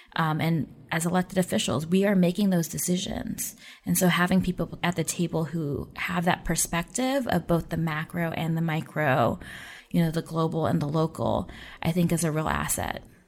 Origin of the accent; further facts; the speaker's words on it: Oakland, California, United States; moved away; I grew up in the Oakland Bay Area